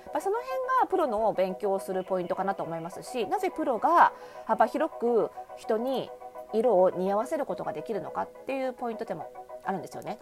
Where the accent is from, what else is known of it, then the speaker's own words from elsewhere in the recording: Kanagawa, Japan; 私の出身地の湘南